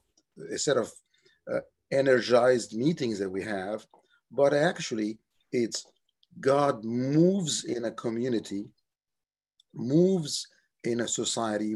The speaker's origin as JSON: {"language": "English", "town": "Cairo", "region": "Cairo Governorate", "country": "Egypt", "tie": "born or raised there", "also_born_or_lived": "Cape Cod, Massachusetts", "moved": "as an adult", "lives_now": "United States", "said": "I grew up in Cairo, Egypt"}